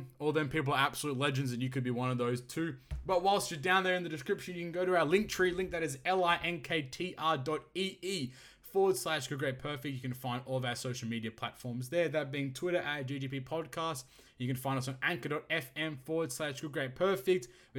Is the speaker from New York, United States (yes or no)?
yes; New York, United States; But, hey, I'm from New York here.